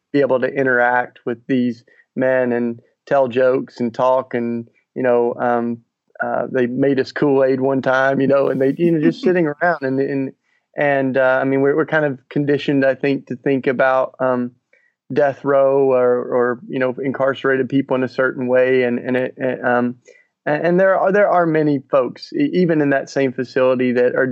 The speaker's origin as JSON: {"language": "English", "region": "Tennessee", "country": "United States"}